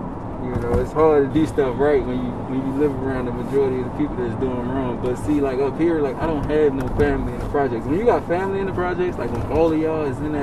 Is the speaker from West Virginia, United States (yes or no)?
no; Baltimore, Maryland, United States; moved away as an adult; now in Cleveland, United States; I'm from Baltimore. I moved here when I was 18, and I went to college here.